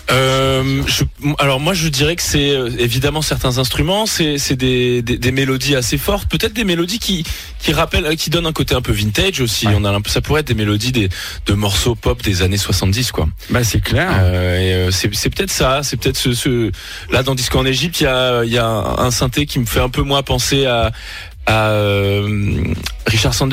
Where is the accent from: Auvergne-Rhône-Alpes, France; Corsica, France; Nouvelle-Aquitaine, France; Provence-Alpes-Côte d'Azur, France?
Provence-Alpes-Côte d'Azur, France; Aix-en-Provence; On vient d'Aix-en-Provence